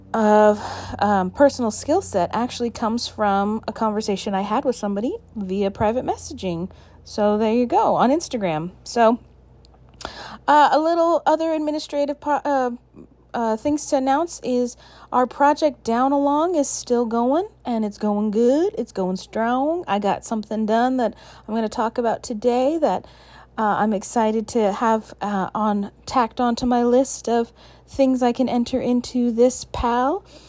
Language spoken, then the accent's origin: English; Alaska, United States; my home state of Alaska